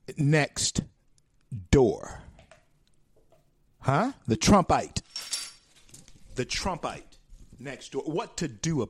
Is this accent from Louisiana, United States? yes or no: yes; Shreveport, Louisiana, United States; in my hometown of Shreveport, Louisiana